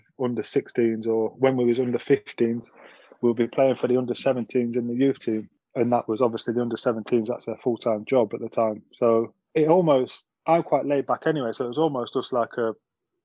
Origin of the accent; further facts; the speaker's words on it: Nottingham, East Midlands, United Kingdom; growing up in Nottingham, in a city school and area